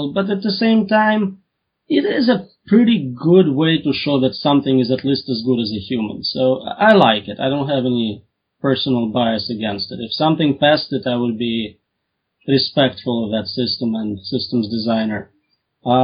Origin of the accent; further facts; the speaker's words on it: Russia; Russian here